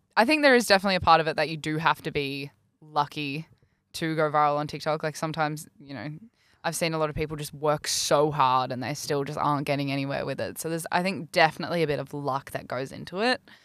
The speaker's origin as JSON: {"language": "English", "region": "New South Wales", "country": "Australia", "moved": "yes", "lives_now": "Brisbane, Australia", "said": "I'm from New South Wales as well"}